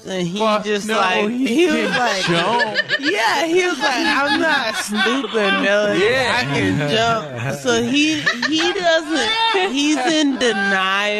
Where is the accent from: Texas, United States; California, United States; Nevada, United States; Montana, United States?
Texas, United States; moved away; I'm from Texas.